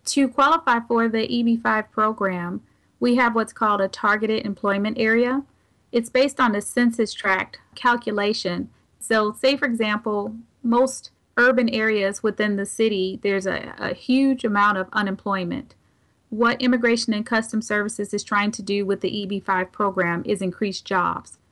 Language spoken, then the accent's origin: English; St. Louis, Missouri, United States; being born and raised here in Saint Louis